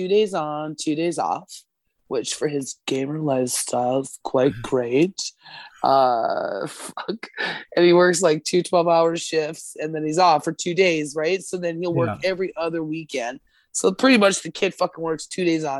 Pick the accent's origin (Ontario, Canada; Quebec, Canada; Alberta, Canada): Alberta, Canada; now in Nova Scotia, Canada; I was born and raised in Alberta, and here I am in Nova Scotia